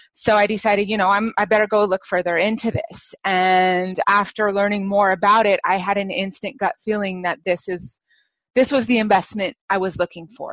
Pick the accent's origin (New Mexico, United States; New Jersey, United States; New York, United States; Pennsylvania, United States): New Mexico, United States; now in San Francisco Bay Area, United States; I was born and raised in New Mexico.